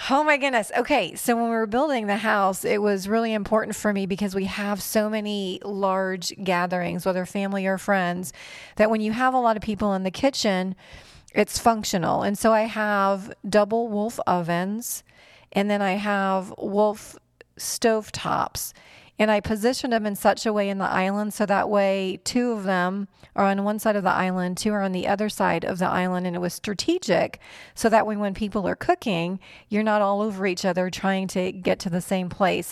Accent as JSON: {"language": "English", "town": "North Port", "region": "Florida", "country": "United States", "tie": "born or raised there", "also_born_or_lived": "New York / Fort Benning, Georgia / Venice, Florida", "said": "I was born in New York, into a big Italian family, and when my grandparents moved to Florida, the family moved to Florida, Northport specifically, and lived in Northport until I met Mark"}